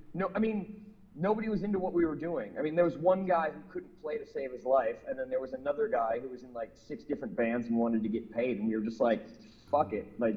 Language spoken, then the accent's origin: English; Minneapolis, Minnesota, United States; moved away as an adult; I moved away from Minneapolis when I was 21